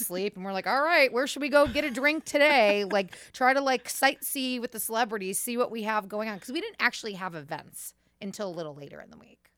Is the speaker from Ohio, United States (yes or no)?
yes; Cleveland, Ohio, United States; we're from Cleveland